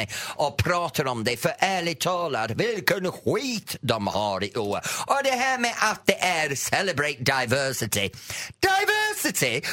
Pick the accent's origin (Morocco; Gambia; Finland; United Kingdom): United Kingdom; England; Swedish is a second language; now in Sweden; Jag växte upp med Eurovision i England